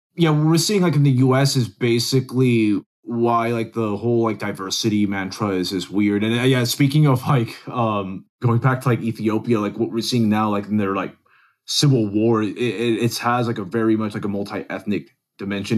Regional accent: Dallas, Texas, United States; also born or lived in Venezuela / Silver Spring, Maryland; I grew up in North Dallas

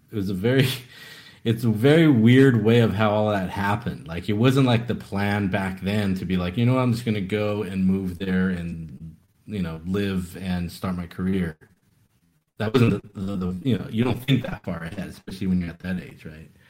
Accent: Taiwan; I was born in Taiwan actually, and so that's where I kind of you know went to just local schools. So that's where I ended up you know learning the language and reading, writing, etc.

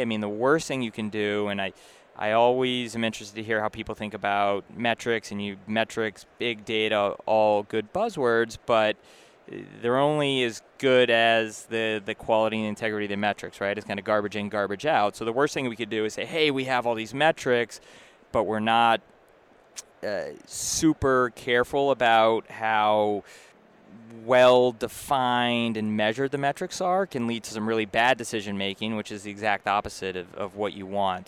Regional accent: Massachusetts, United States; moved away as an adult; also born or lived in New York; now in Boston, United States; I grew up in Massachusetts originally, so I was happy to come home

